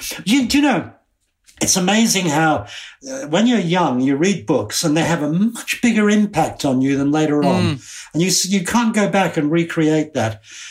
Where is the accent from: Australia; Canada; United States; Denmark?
United States; But I can remember when I was a child growing up in America, Leave It to Beaver.